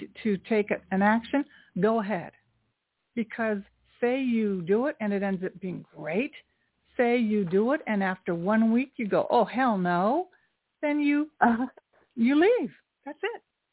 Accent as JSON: {"language": "English", "region": "New York", "country": "United States", "said": "I'm from New York too"}